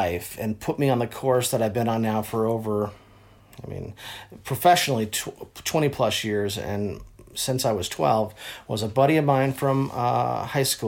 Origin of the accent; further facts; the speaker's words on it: Los Angeles, California, United States; also born or lived in Texas; at 4 years old, I moved out of Texas, came here, and then, yeah, I was in L.A. For most of my life, went to Crossroads over in Santa Monica, but I was a Valley boy, though, so I was a Studio City